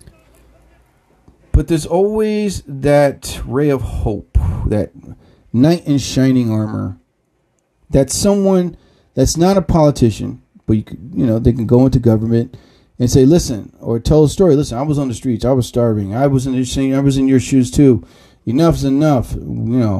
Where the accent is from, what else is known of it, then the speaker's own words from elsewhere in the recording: New Jersey, United States; I'm from New Jersey